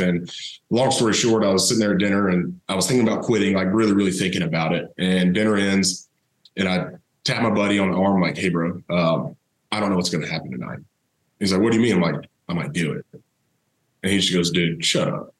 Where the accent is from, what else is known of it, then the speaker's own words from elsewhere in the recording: Thomasville, Georgia, United States; I grew up down in South Georgia, uh, Thomasville, home of Charlie Ward